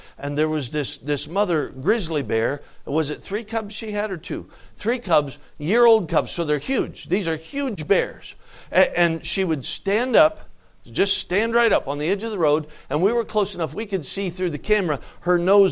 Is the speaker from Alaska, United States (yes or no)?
yes; Alaska, United States; I'm from Alaska